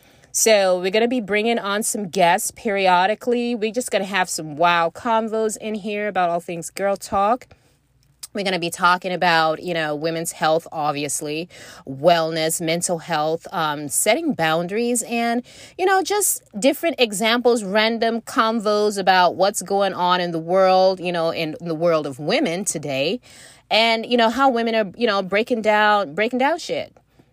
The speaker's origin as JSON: {"language": "English", "country": "Nigeria", "tie": "born or raised there", "said": "you know I've talked about my experience growing up in West Africa as a girl and the expectations, the cultural expectations, not necessarily even from my own, you know, parents, although there was, you know, coming from a Nigerian family anyway"}